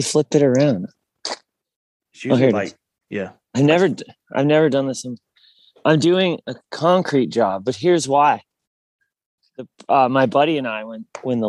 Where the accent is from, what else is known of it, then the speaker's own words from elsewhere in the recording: Kalispell, Montana, United States; moved away as an adult; now in Nashville, United States; We're both actually from the same town in Montana.